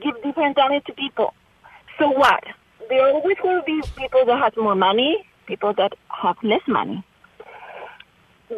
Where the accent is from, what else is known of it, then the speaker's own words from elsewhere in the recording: Chile; now in Wausau, United States; I'm a legal immigrant from Chile.